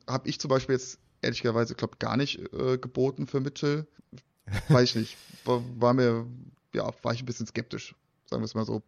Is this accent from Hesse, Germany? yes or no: yes; Frankfurt, Hesse, Germany; Als Frankfurter